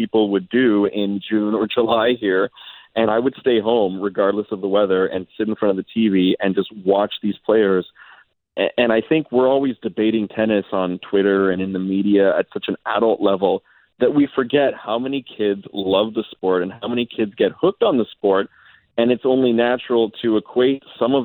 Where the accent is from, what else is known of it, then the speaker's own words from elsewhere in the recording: Montreal, Quebec, Canada; growing up in Montreal